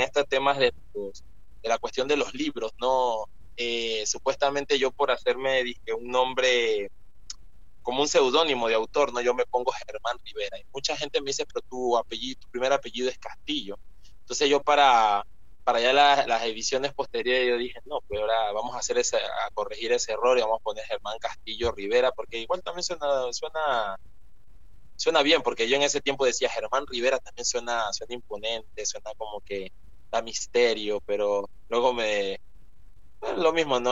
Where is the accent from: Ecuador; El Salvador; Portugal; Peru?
Ecuador; also born or lived in Esmeraldas Province, Ecuador; yo nací en Ecuador, aquí en Ecuador